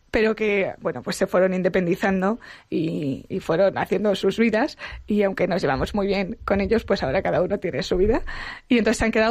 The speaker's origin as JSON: {"language": "Spanish", "town": "Madrid", "region": "Community of Madrid", "country": "Spain", "said": "De Madrid."}